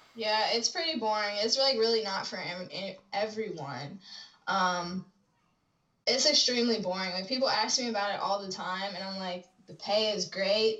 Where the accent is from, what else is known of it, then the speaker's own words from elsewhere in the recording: Chicago, Illinois, United States; moved away as an adult; I'm from Chicago, but I moved here from Chicago maybe like a year and a half ago